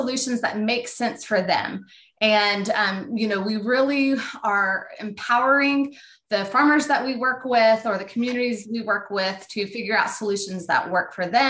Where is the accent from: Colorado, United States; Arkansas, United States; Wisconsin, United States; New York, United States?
Arkansas, United States; Northwest; I grew up here in Northwest Arkansas, and my family, we were dairy farmers